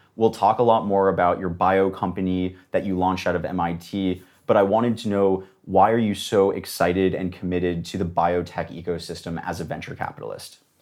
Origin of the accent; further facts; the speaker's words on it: Los Angeles, California, United States; I grew up in Los Angeles